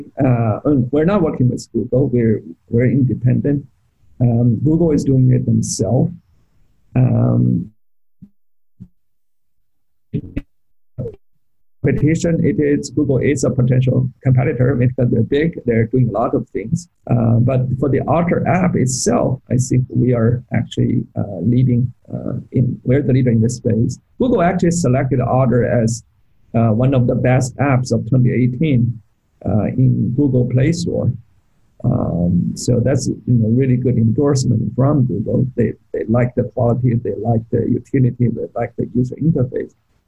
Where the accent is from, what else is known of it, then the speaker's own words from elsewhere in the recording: Beijing, China; moved away as an adult; now in United States; I grew up in Beijing.